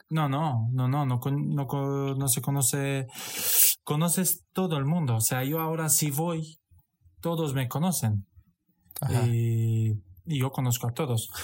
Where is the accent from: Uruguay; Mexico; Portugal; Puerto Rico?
Portugal; Alentejo; Spanish is a second language; moved away as an adult; also born or lived in Satu Mare, Romania; now in Madrid, Spain; nací en Rumanía, en Satumare, y con ocho años me fui a Portugal